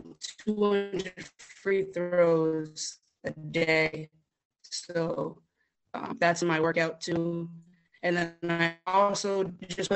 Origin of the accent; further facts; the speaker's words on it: New Bedford, Massachusetts, United States; I'm from New Bedford, Mass. Yeah, it's just a little way from Boston.